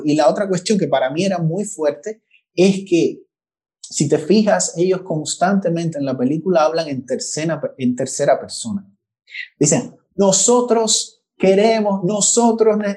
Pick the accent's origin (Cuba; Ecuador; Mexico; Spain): Cuba; como cubano